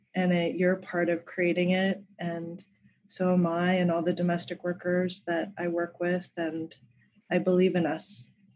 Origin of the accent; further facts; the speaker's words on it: Colorado, United States; When I was a kid growing up in Colorado